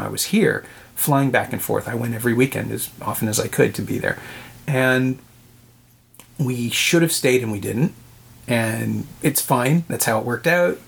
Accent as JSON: {"language": "English", "town": "Toronto", "region": "Ontario", "country": "Canada", "tie": "born or raised there", "said": "born and raised in Toronto but New York is home"}